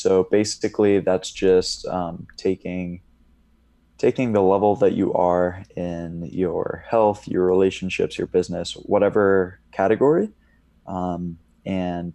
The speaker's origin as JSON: {"language": "English", "region": "Indiana", "country": "United States", "also_born_or_lived": "Colorado", "moved": "yes", "said": "from Indiana, and then I just got out here maybe a week ago"}